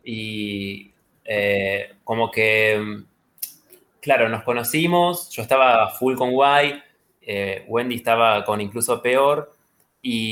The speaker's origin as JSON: {"language": "Spanish", "town": "Rosario", "region": "Santa Fe", "country": "Argentina", "tie": "born or raised there", "said": "nací en Rosario"}